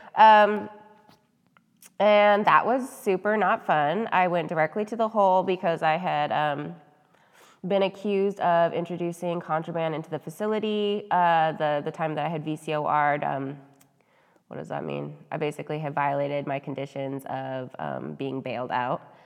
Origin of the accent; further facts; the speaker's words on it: United States; we're American